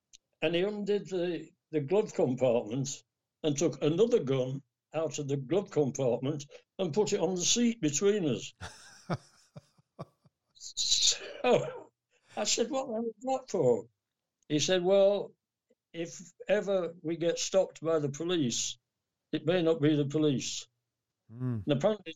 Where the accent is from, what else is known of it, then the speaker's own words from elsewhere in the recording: England, United Kingdom; from England